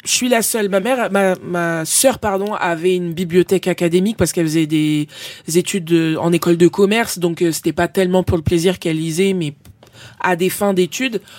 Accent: Épinay-sous-Sénart, Île-de-France, France; also born or lived in Villeneuve-Saint-Georges; Je suis né à Villeneuve-Saint-Georges, mais j'ai grandi dans une petite ville dans le 91 qui s'appelle Épinay-sous-Sénart

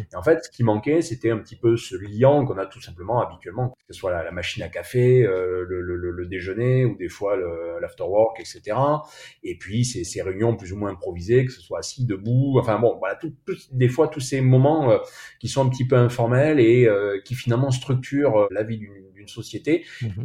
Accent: Bordeaux, Nouvelle-Aquitaine, France; on est bordelais

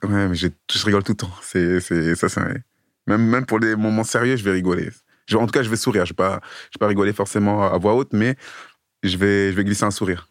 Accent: Sevran, Île-de-France, France; moved away as an adult; now in Clichy, France; Moi j'ai grandi sur Sevran. Maintenant j'habite à Clichy dans le 92. Mais j'ai fait toute mon enfance sur Sevran

